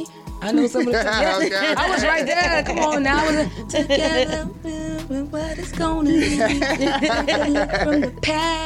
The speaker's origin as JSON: {"language": "English", "town": "Miami", "region": "Florida", "country": "United States", "tie": "born or raised there", "said": "Growing up in Miami, like I said, fast paced, you know, always hot."}